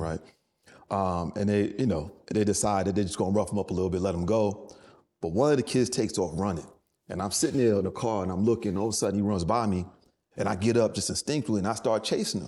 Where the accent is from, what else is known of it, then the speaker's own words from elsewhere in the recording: New York City, New York, United States; moved away as an adult; also born or lived in Durham, North Carolina / Los Angeles; I grew up in the Bronx